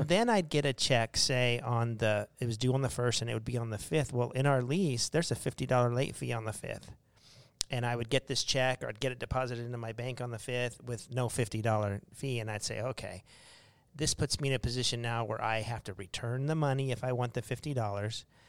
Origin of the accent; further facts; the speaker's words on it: Arizona, United States; We're from Arizona